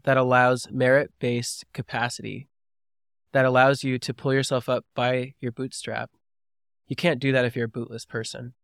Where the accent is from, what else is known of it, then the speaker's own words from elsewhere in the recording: Georgia, United States; also born or lived in California; I was born in California and raised in Georgia